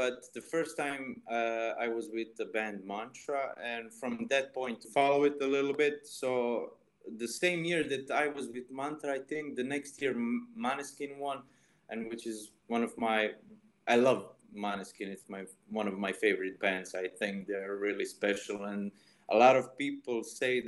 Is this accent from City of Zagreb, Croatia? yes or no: no; Istria County, Croatia; born or raised there